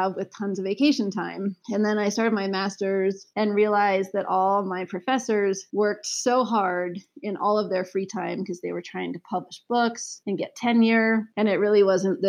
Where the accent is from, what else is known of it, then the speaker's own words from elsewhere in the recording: Aspen, Colorado, United States; we grew up in Aspen, Colorado